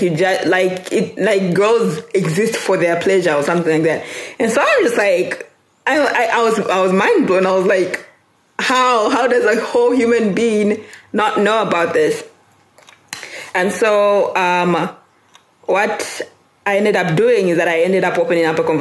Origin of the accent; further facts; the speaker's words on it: Lusaka, Lusaka Province, Zambia; also born or lived in Ndola; I was born and raised in Zambia. I was born in Lusaka, then moved to Ndola, then moved back to Lusaka, and that's where I currently reside